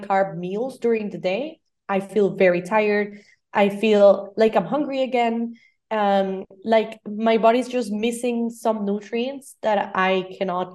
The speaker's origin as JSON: {"language": "English", "country": "Costa Rica", "moved": "yes", "lives_now": "Barcelona, Spain", "said": "I'm from Costa Rica, so my Christmases have always been with tamales"}